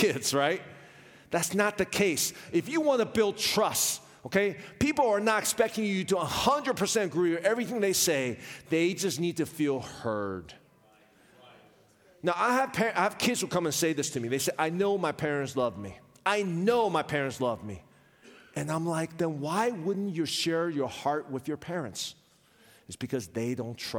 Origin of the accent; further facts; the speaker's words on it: Richmond, Virginia, United States; I was raised in Richmond, Virginia